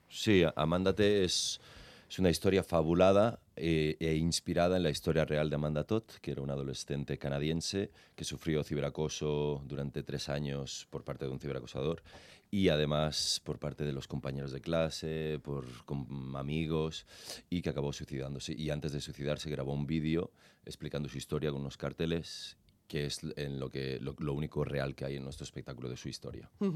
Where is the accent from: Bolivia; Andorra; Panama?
Andorra; yo soy de Andorra